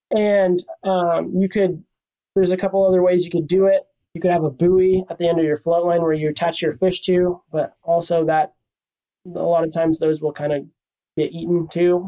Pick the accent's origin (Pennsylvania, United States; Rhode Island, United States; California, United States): California, United States; Encinitas; also born or lived in Oxnard, California; I'm from Encinitas, California. Grew up around here uh, my whole life. Spent some time in Oxnard when I was little